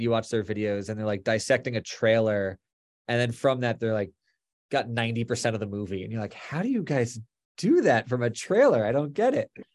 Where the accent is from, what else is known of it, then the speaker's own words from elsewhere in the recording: Florida, United States; moved away as an adult; also born or lived in Boston / Los Angeles / New York; now in New Jersey, United States; We grew up in Florida